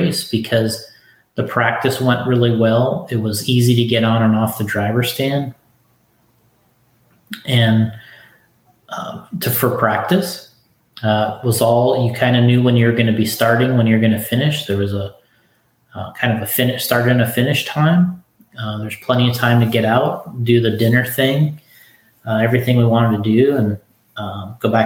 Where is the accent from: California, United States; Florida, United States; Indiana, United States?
Florida, United States; I'm from Florida